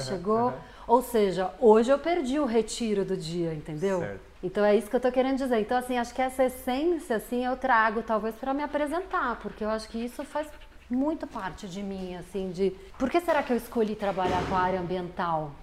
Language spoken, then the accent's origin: Portuguese; São Paulo, Brazil; Nasci aqui no Brasil, São Paulo, bem imersa numa família classe média